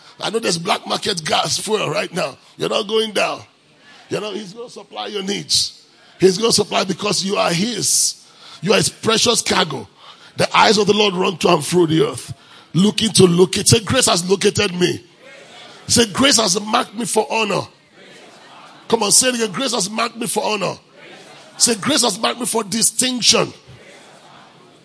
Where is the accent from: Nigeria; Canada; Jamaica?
Nigeria; moved away; I'm from Africa. Where in Africa? Nigeria.